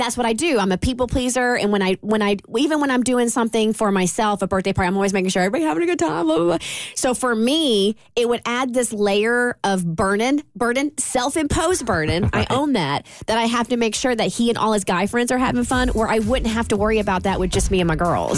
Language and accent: English; Kentucky, United States; we're from Kentucky